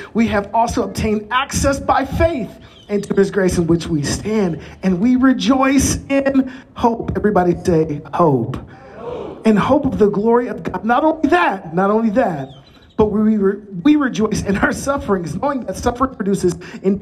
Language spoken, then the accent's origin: English; Chicago, Illinois, United States; moved away; I'm originally from Chicagoland.